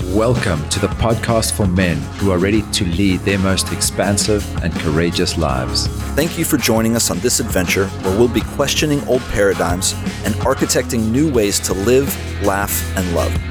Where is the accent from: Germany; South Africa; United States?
South Africa; growing up in South Africa